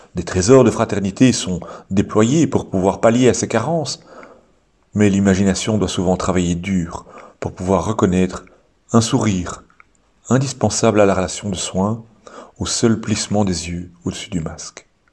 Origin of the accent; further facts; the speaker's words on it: Belgium; chez nous en Belgique